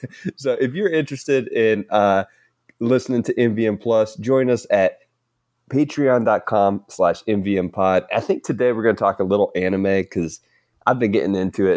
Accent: the South, United States; accent: Southern; I could butcher a Southern accent because I'm from the South.

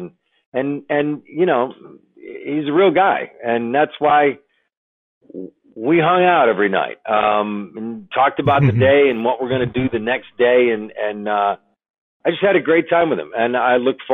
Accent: Buffalo, New York, United States; now in Los Angeles, United States; my hometown of Buffalo

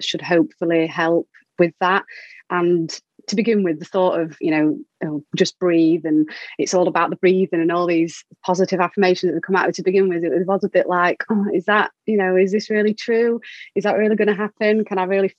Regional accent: Doncaster, Yorkshire and the Humber, United Kingdom; moved away as an adult; now in Peterborough, United Kingdom; So I was born in Doncaster and lived there, and then moved here when I met my husband, and now live in Peterborough.

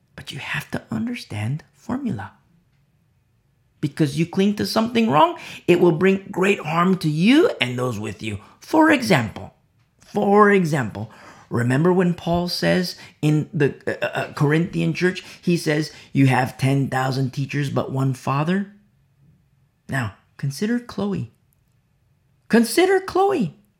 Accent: United States; I'm American. And I teach presently from America

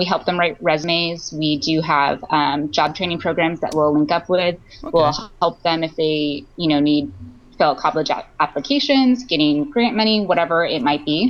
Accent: United States; growing up in America

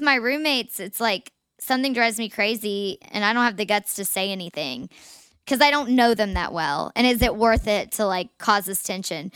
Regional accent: Chattanooga, Tennessee, United States; we grew up in Chattanooga in the, like, the same friend groups

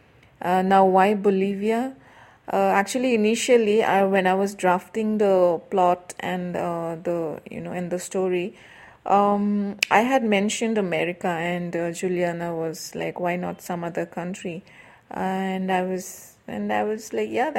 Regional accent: Assam, India; now in Bangalore, India; I am from India, specifically from the state of Assam in the northeastern region of India

